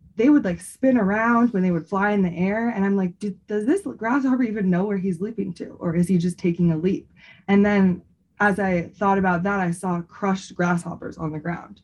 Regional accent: Bay Area, California, United States; moved away as an adult; now in Colorado, United States; I am originally from the Bay Area and I've lived in Colorado for I think six years

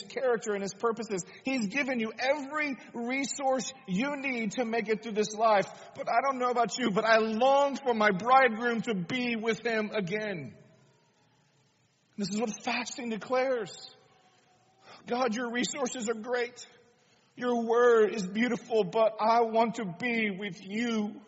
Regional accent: United States; us as American people

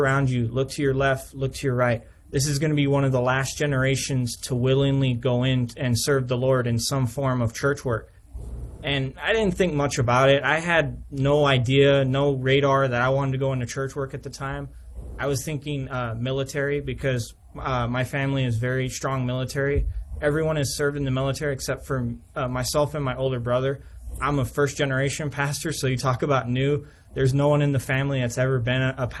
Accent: Southern California, United States; moved away as an adult; also born or lived in St. Louis, Missouri / Frankenmuth, Michigan; now in Hawthorn Woods, United States; So I'm originally from Southern California

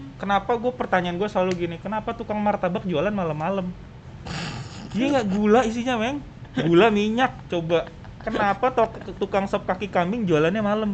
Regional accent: Bekasi, West Java, Indonesia; gua kan warga Bekasi

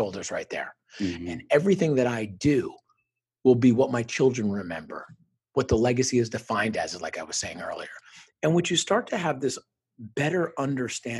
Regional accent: Parsippany, New Jersey, United States; moved away; where I grew up in Northern New Jersey, probably about 20 miles outside New York City in Parsippany

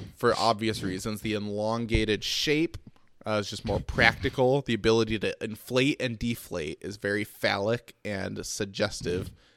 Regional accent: Detroit, Michigan, United States; I'm from Detroit

